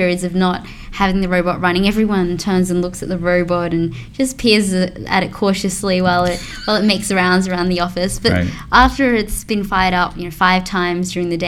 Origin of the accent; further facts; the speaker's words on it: Australia; we're Australian here